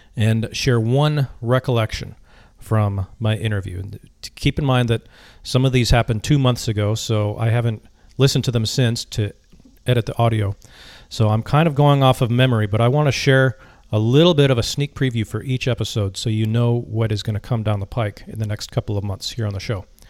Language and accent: English; Minneapolis, Minnesota, United States; also born or lived in Vietnam; now in Virginia Beach, United States; I spent a little time with my family uh, in the place where I grew up in the Twin Cities of Minnesota.